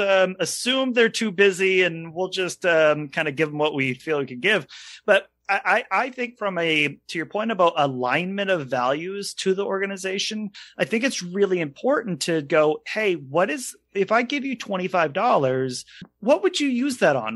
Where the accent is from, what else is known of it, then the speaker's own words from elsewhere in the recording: Maine, United States; we're from Maine